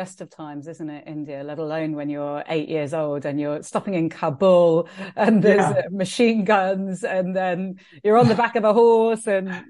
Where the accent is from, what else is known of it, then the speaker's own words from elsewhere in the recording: Wirral, North West England, United Kingdom; I mean, I love Liverpool. I'm from the Wirral, and my dad moved to Liverpool in the 60s when he came over from Fiji